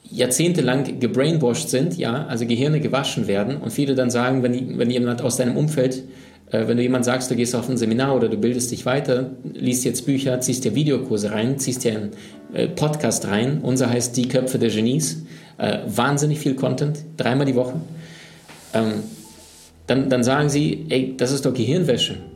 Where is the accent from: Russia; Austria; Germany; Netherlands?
Russia; Siberia; born there; Ähm, meine Oma lebt in Sibirien. Ähm, deswegen auch, ich bin in Sibirien geboren.